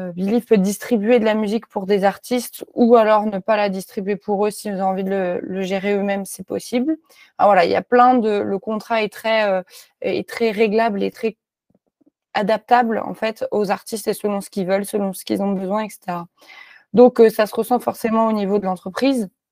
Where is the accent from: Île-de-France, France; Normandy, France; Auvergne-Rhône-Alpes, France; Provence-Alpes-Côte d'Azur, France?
Auvergne-Rhône-Alpes, France; Clermont-Ferrand; moved away as an adult; also born or lived in Lyon; j'ai grandi à Clermont-Ferrand